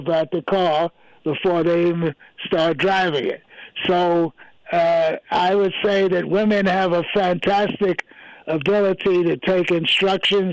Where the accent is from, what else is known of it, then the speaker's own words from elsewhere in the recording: New York City, New York, United States; where I grew up in New York, I grew up in an area what they call now Sugar Hill